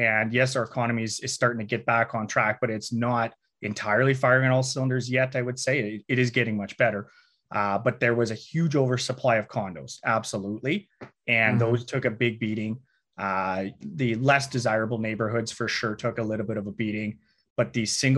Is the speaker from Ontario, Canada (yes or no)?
no; Saskatchewan, Canada